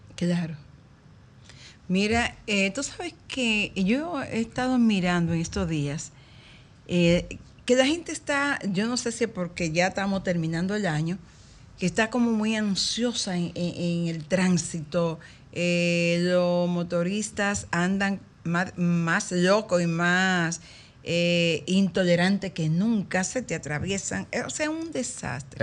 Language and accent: Spanish; Dominican Republic; todos somos dominicanos